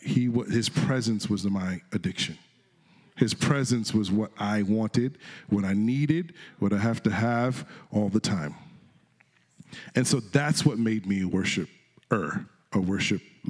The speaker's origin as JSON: {"language": "English", "region": "Connecticut", "country": "United States", "tie": "born or raised there", "said": "I'm from Connecticut, and I was singing in the choir there"}